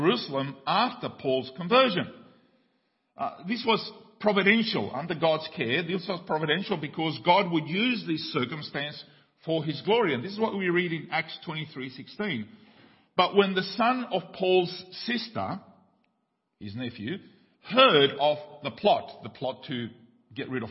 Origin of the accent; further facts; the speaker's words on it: Paraguay; moved away; when I grew up in Paraguay